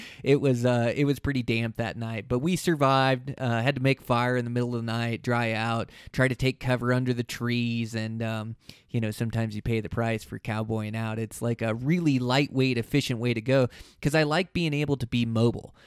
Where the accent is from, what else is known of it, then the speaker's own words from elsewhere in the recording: Montana, United States; my home state here in Montana